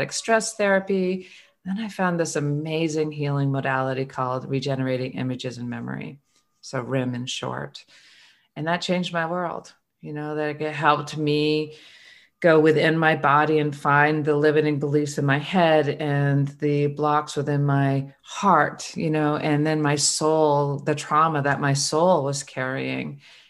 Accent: Vermont, United States; I was born and raised in Vermont

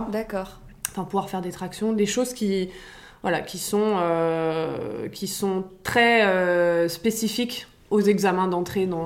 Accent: Paris, Île-de-France, France; j'ai 33 ans, j'habite à Paris, euh, je suis née à Paris

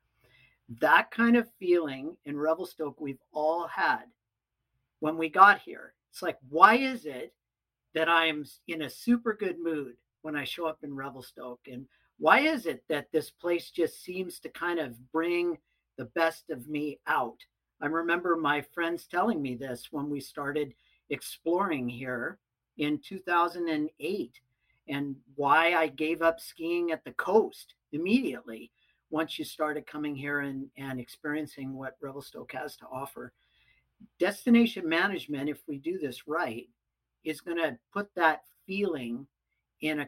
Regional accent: Pacific Northwest, United States; I grew up in the Pacific Northwest

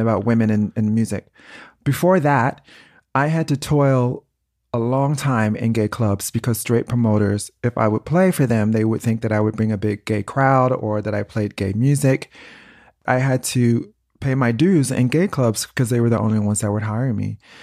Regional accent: Chicago, Illinois, United States; moved away; also born or lived in New York; I was born in Chicago, but grew up in New York

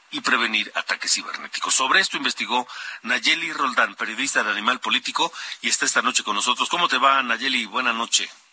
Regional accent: Mexico; como los mexicanos

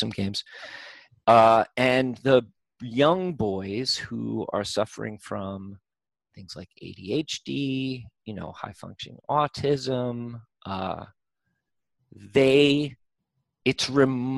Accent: United States; I'm from America

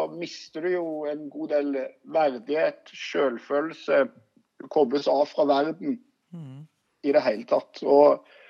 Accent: Stavanger, Rogaland, Norway; accent: Stavanger dialect; Jeg er fra Stokka Eiganes

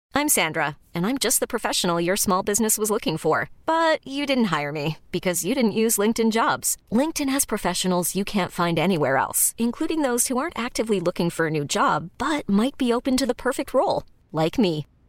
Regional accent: Mexico; nosotros como mexicanos

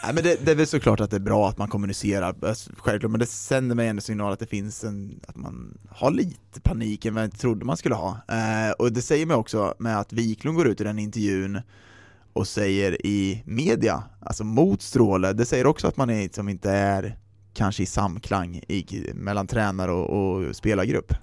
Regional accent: Sweden

